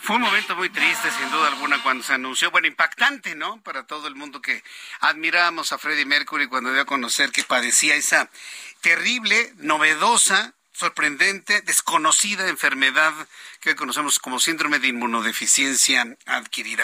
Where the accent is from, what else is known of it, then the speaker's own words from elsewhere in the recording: Mexico; a mí como mexicano